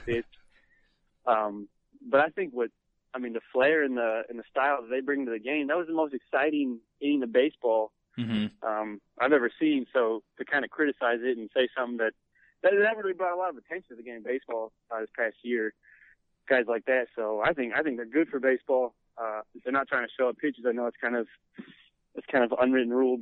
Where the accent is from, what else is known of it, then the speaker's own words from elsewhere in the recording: Illinois, United States; now in Texas, United States; growing up in Illinois, your main sport is football and basketball